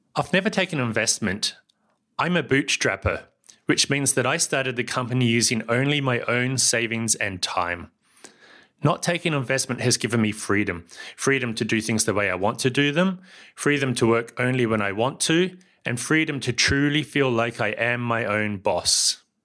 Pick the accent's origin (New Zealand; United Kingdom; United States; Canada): New Zealand; also born or lived in Germany; now in Barcelona, Spain; I live here in Barcelona, but as you can tell from my accent, I come from somewhere else. That's New Zealand